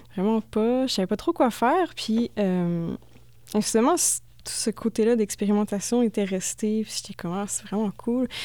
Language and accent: French; Thetford Mines, Quebec, Canada; moved away; also born or lived in Drummondville; je viens de Tedford Mines